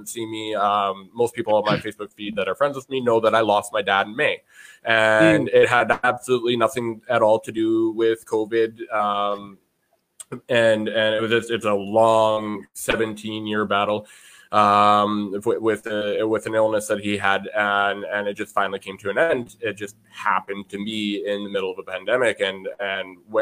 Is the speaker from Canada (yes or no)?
yes; Canada; I am a Canadian